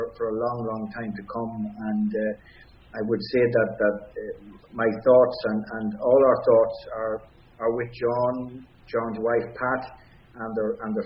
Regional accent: Ireland; we as Irish people

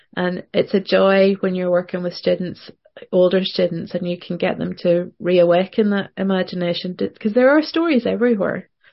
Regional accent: Northern Ireland, United Kingdom; also born or lived in Portland, Oregon; being a Northern Irish writer

